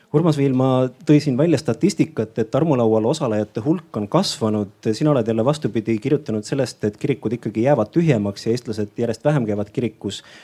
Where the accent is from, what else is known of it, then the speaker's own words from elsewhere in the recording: Vigala parish, Rapla County, Estonia; ma olen pärit väikesest maakohast Raplamaalt, Vigala vallast, Jõdivere külast, Aasa talust.